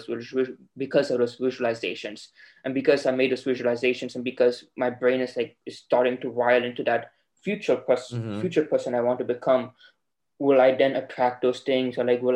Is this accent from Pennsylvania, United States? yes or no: no; Dallas, Texas, United States; so I'm from Texas, Dallas, Texas. I could have gone to a Texas university and stayed in state.